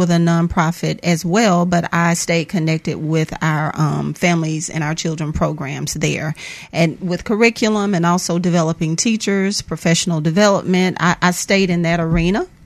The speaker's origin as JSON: {"language": "English", "region": "Mississippi", "country": "United States", "tie": "born or raised there", "said": "I am Mississippi born and bred."}